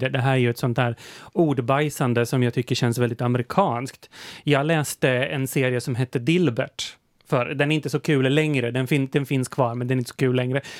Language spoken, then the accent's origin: Swedish; Motala, Östergötland, Sweden; Också, också där jag kommer ifrån, mitt lilla samhälle, liksom lilla Motala där jag gick i gymnasiet